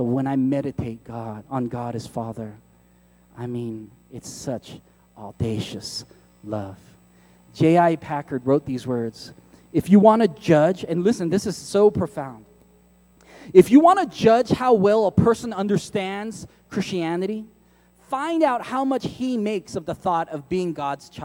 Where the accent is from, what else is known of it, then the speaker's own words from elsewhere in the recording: San Francisco, California, United States; I grew up in San Francisco